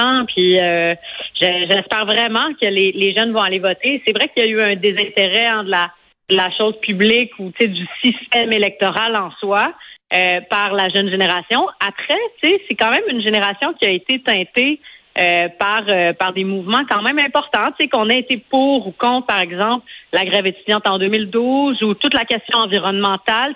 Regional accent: Montreal, Quebec, Canada; moi j'habite à j'habite à Montréal où j'ai grandi dans Maurice Richard

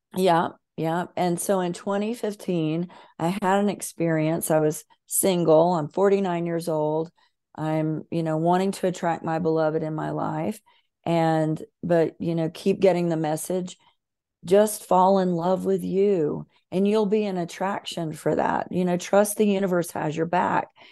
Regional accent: Bible Belt of America, the South, United States; I was raised in the Bible Belt of America, very Southern, very fundamentalist

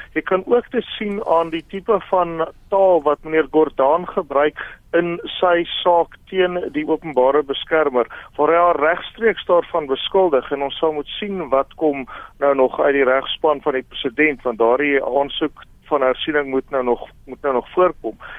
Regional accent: South Africa; as 'n Suid-Afrikaner

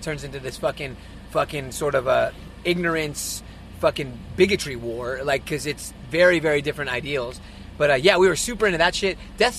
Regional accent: Inglewood, California, United States; I'm from Inglewood.

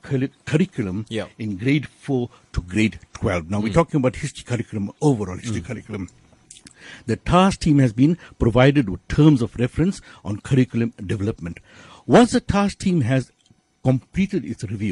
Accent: South Africa; we are South African, integral South Africans, full-blooded South Africans, but of indenture

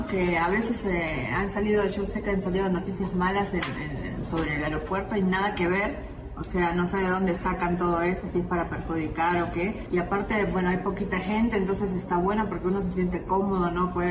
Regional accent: State of Mexico, Mexico; eh, venimos del Estado de México, él es mi esposo

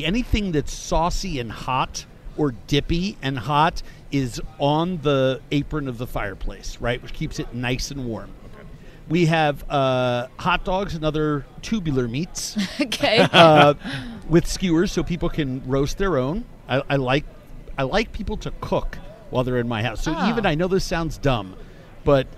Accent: New York, United States; as a New Yorker

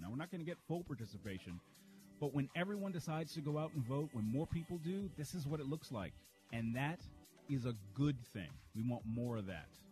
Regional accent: Charles County, Maryland, United States; my hometown down in Charles County, Maryland

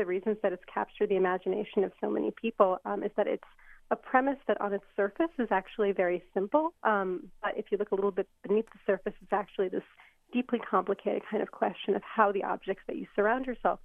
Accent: United States; I was born in the United States

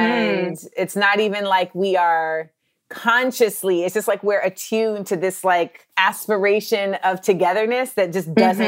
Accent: Orlando, Florida, United States; also born or lived in Los Angeles / New York; I'm a Black American. And like I was born in LA, but then I grew up in Orlando, but then I spent like my formative years in New York.

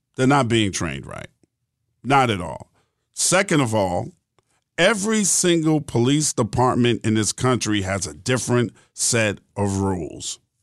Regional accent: New York City, New York, United States; also born or lived in West Orange, New Jersey; now in Georgia, United States; I grew up in New York City

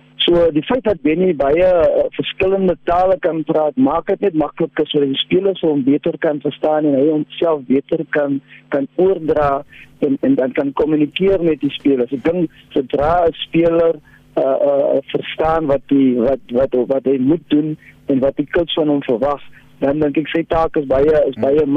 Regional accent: South Africa; ons as as Suid-Afrikaners

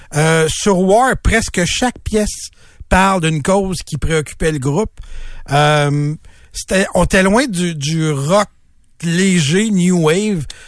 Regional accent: Montreal, Quebec, Canada; je suis originaire de Montréal

